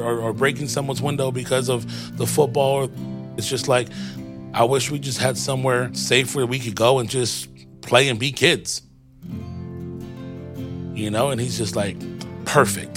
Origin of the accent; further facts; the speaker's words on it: Adelanto, California, United States; also born or lived in East Los Angeles, California; I was born in East LA, and my parents wanted a quote-unquote better life for me, right? So they bought a home here in Adelanto in June of 92.